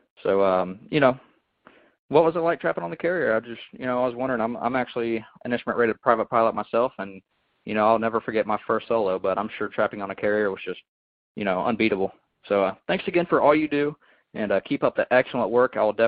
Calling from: Atlanta, Georgia, United States; I'm calling you from Atlanta, Georgia.

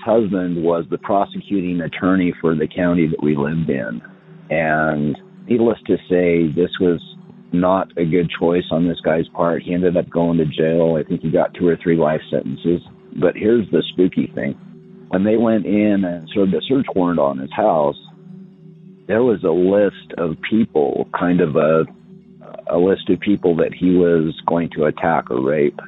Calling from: Utah, United States; I'm calling from Utah

